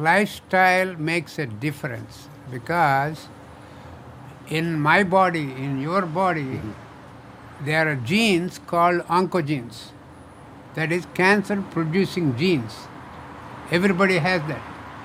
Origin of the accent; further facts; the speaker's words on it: India; moved away as an adult; now in United States; I come from India, as you know, mm-hmm. by now. And I was trained in oncology in India as a cancer doctor.